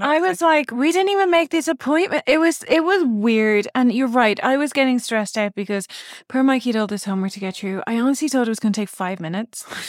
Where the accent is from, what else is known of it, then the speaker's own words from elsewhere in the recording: Navan, Leinster, Ireland; moved away; also born or lived in England; I grew up in Navan